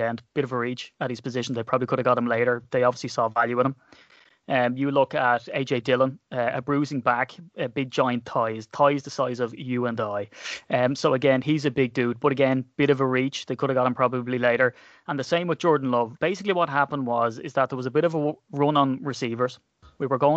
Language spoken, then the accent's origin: English; Ireland; I'm Irish